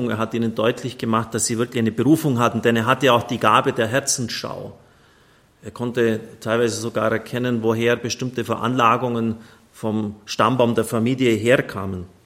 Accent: Ottobeuren, Bavaria, Germany; Primitz 1938 in Otto Beuren. Heribert Grobber hat dann 57 Jahre äußerst segensreich gewirkt in meiner Heimat.

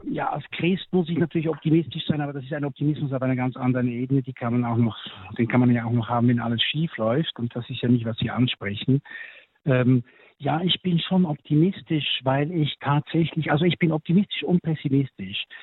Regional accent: Switzerland; sogar meine Heimat, die Schweiz, äh, muss ich sagen

